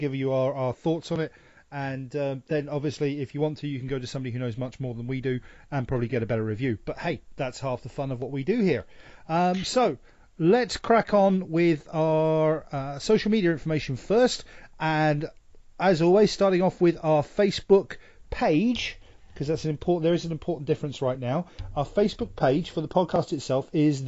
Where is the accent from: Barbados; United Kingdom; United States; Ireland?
United Kingdom; England; I'm the English idiot